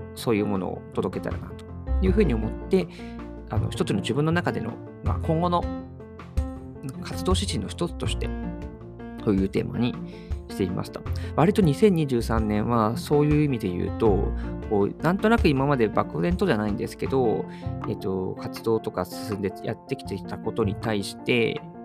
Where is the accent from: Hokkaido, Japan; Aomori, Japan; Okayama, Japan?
Okayama, Japan; now in Tokyo, Japan; 僕、地元が岡山なので、年末年始、妻と帰省をするんですけれども